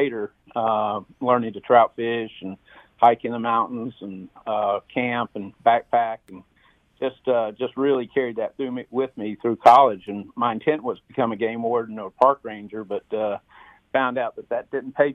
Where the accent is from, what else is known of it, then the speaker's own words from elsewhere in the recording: Asheboro, North Carolina, United States; I was born and raised in North Carolina. I grew up in Asheboro, North Carolina, center of the state where the zoo is